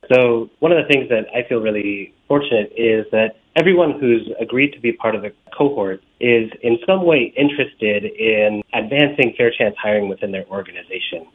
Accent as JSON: {"language": "English", "town": "Los Angeles", "region": "California", "country": "United States", "tie": "born or raised there", "moved": "as an adult", "lives_now": "Chicago, United States", "said": "I'm originally from Los Angeles. I grew up in the 80s and 90s, where uh, Los Angeles has faced a tremendous amount of both community violence, gang violence, and growing up in that context"}